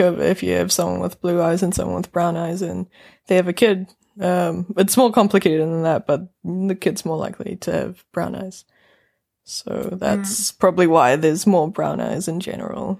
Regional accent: North Island, New Zealand; accent: New Zealand; now in Norway; I'm from New Zealand, I'm from the mm-hmm. North Island

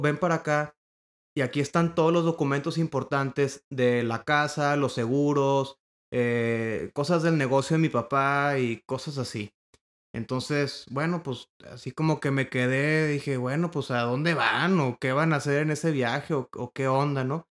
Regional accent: Monterrey, Nuevo León, Mexico; Yo soy originario de Monterrey, Nuevo León

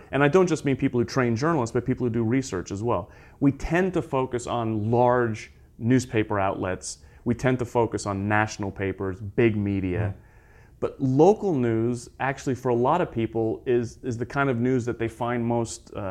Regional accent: United Kingdom; also born or lived in United States; I'm from the United States. I grew up in Britain.

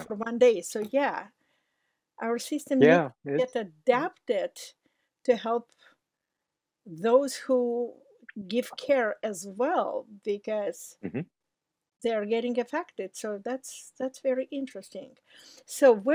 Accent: Georgia; moved away; I'm from Republic of Georgia

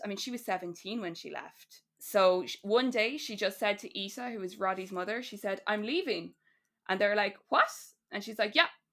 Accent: Ireland; we all connect to as people and also as Irish people

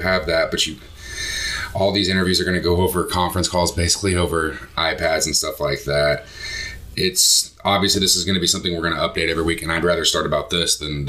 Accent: Indiana, United States; Obviously, we're from Indiana. We're here. Outside of Indianapolis

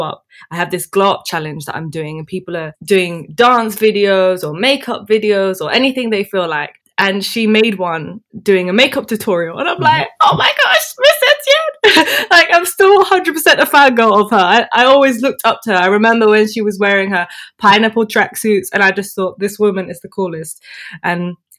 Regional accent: London, United Kingdom; also born or lived in Dubai; I grew up here. I was born in London, and apart from Dubai, I've lived here all my life.

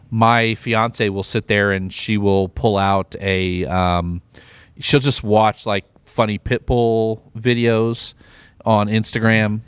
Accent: Midwest, United States; moved away; I'm from the Midwest as well

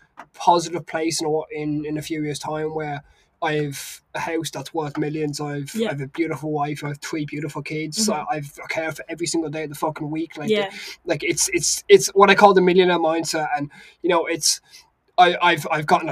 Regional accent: Galway, Connacht, Ireland; now in Maynooth, Ireland; I'm from originally from Galway

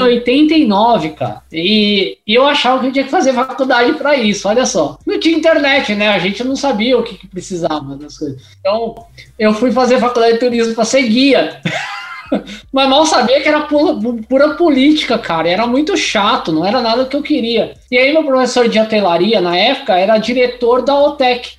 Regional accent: São Paulo, Brazil; eu sou da ZL, nasci ali na Vila Formosa, aí rodei Vila Industrial, Parque São Lucas, é, São Mateus

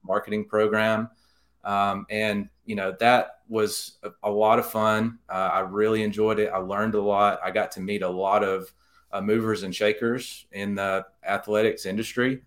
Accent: Jasper, Alabama, United States; moved away as an adult; also born or lived in Mobile, Alabama; now in Birmingham, United States; my dad was actually the executive editor at my hometown newspaper in Jasper, the Daily Mountain Eagle

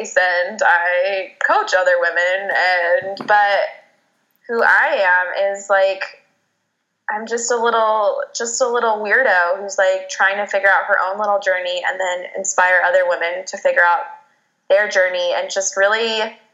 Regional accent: Phoenix, Arizona, United States; I am from Phoenix, Arizona. I am a native here

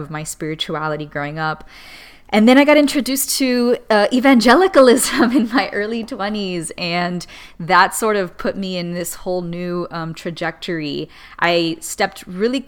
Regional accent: Miami, Florida, United States; I'm a second generation Cuban American, born and raised in Miami

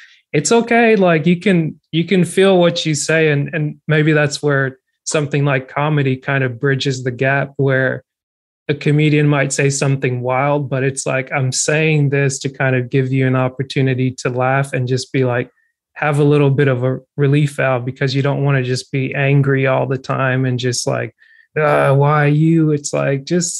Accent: Georgia, United States; growing up in Georgia from like the year 2000, 2008

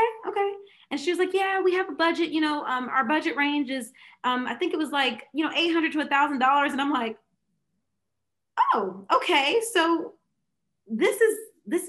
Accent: Fayetteville, United States; back in my hometown, Fayetteville.

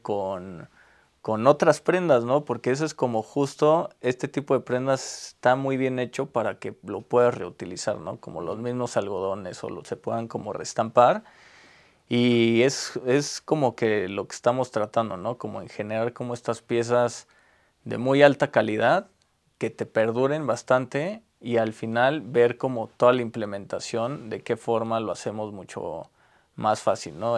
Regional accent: Mexico; also born or lived in Taiwan; como mexicanos

